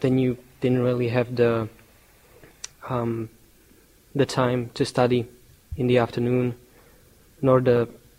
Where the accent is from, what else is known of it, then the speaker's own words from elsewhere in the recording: Slovakia; my country, which is Slovakia